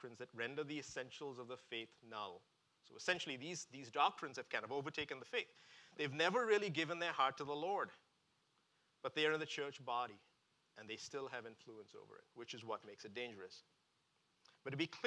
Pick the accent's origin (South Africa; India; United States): India; moved away; I grew up in India